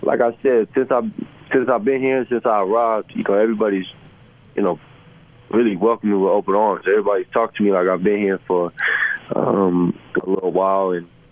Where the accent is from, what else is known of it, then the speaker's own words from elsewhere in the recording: San Antonio, Texas, United States; moved away as an adult; also born or lived in Missouri / Los Angeles / Cleveland; now in Utah, United States; I'm from San Antonio, Texas